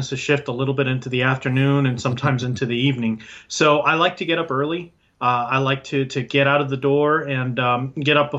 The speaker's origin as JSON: {"language": "English", "country": "Puerto Rico", "moved": "yes", "lives_now": "Tampa, United States", "said": "I'm originally from Puerto Rico, and I'm bilingual"}